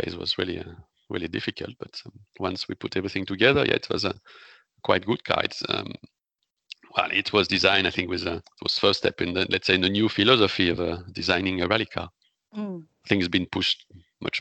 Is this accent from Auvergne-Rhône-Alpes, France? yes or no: yes; the Alps, near Grenoble, Auvergne-Rhône-Alpes, France; English is a second language; I come from Alps